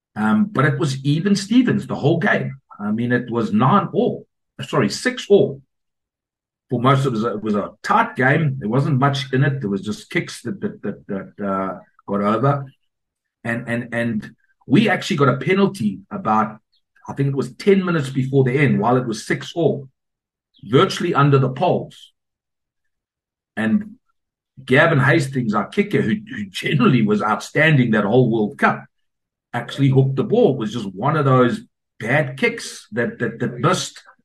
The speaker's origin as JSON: {"language": "English", "country": "South Africa", "tie": "born or raised there", "also_born_or_lived": "Scotland", "moved": "yes", "said": "I was brought up in South Africa"}